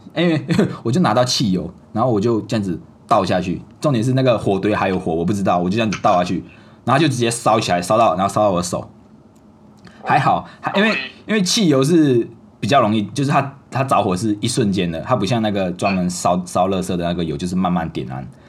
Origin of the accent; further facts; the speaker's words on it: Malaysia; 这就是我们马来西亚很多假期